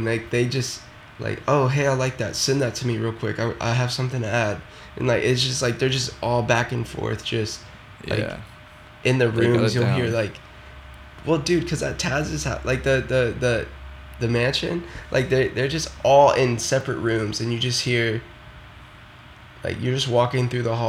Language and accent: English; the South, United States; growing up, just because I am from the South, so Florida and, you know, Louisiana and all of that stuff